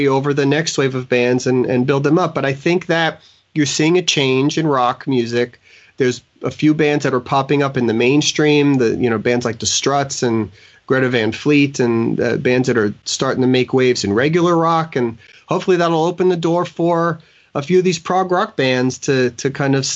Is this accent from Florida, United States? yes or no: yes; Florida, United States; I've been here my whole life